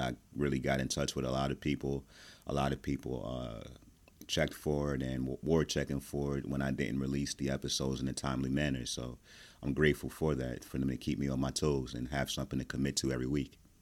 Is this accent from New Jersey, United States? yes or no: yes; New Jersey, United States; I am from Jersey.